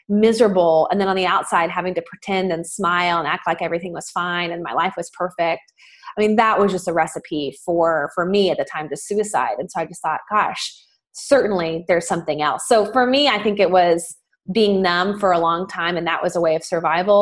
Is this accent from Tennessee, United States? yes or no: yes; Nashville, Tennessee, United States; in the South, I'm from Nashville, Tennessee